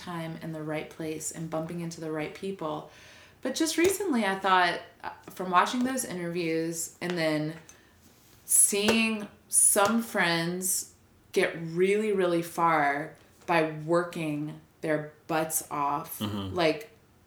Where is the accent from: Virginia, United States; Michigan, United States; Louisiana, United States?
Louisiana, United States; New Orleans; moved away as an adult; also born or lived in Minneapolis; I grew up in New Orleans